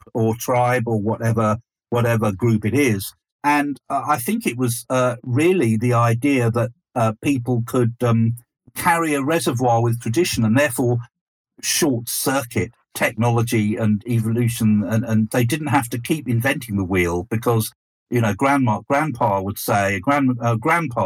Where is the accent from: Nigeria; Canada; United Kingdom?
United Kingdom; East Sussex, South East England; so we grew up in East Sussex, the land of Scientology and anthroposophy